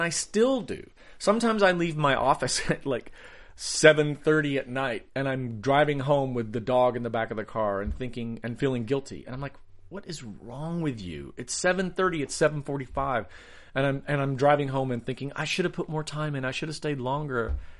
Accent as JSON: {"language": "English", "region": "the South", "country": "United States", "tie": "born or raised there", "said": "You know, I grew up in the South."}